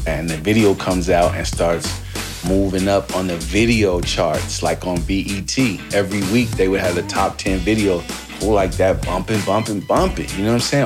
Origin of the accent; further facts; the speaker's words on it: Seattle, Washington, United States; moved away as an adult; also born or lived in New York City; I'm coming from Seattle